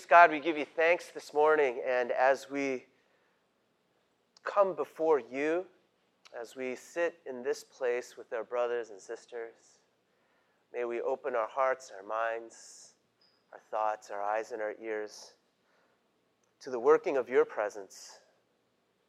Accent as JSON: {"language": "English", "town": "New York City", "region": "New York", "country": "United States", "tie": "born or raised there", "also_born_or_lived": "Great Neck, Long Island, New York", "said": "I grew up in Queens"}